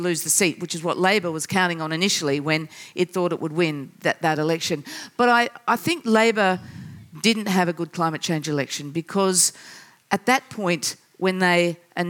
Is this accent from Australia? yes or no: yes; South Australia, Australia; here in my home state of South Australia